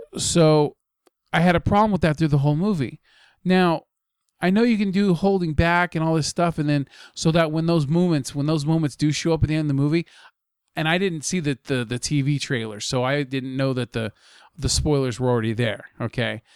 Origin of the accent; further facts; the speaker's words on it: United States; as an American